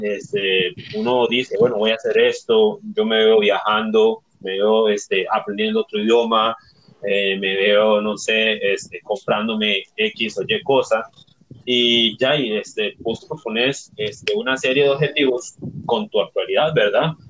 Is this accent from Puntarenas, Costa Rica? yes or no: yes; Barranca, Puntarenas, Costa Rica; soy vecino de, Barranca